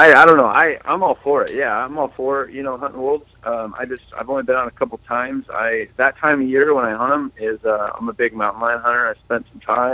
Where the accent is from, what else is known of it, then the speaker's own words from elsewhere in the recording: Nevada, United States; now in Idaho, United States; I'm an Idaho boy now. I grew up in Nevada